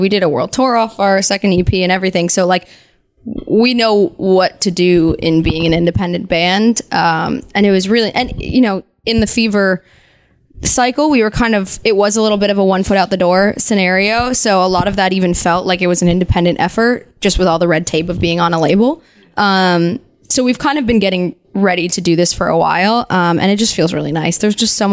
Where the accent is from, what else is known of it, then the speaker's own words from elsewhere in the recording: New Jersey, United States; I'm from New Jersey